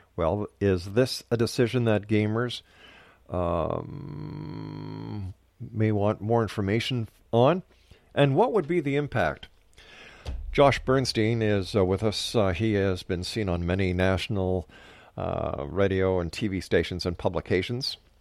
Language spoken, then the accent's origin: English; Canada; I, as a Canadian